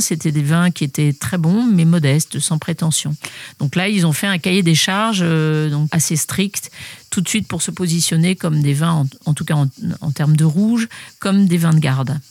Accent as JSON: {"language": "French", "area": "Paris region", "region": "Île-de-France", "country": "France", "tie": "born or raised there", "moved": "yes", "lives_now": "Bandol, France", "said": "je suis née à Paris même, mais euh, j'ai jamais eu euh, de bonnes sensations à Paris. On a quitté la ville pour reprendre une propriété aussi en région parisienne euh, à mes 9 ans"}